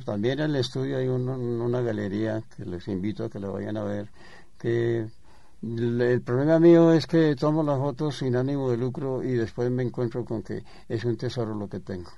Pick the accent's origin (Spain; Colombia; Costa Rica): Colombia; Bogotá, Bogotá Capital District; yo soy bogotano